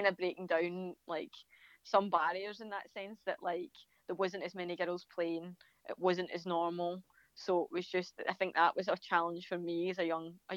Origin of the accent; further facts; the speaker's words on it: a village outside Glasgow, Scotland, United Kingdom; I come from Brigade, which is like just a village outside of Glasgow